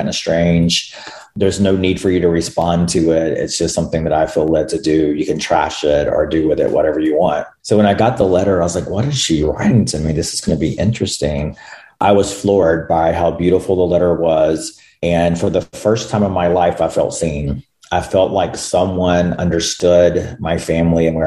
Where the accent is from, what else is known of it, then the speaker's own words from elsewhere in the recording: North Carolina, United States; North Carolina, which is where I'm from